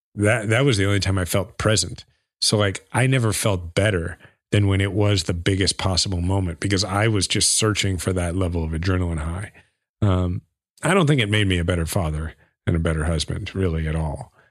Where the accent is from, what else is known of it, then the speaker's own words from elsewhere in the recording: Kansas City, Missouri, United States; my hometown, Kansas City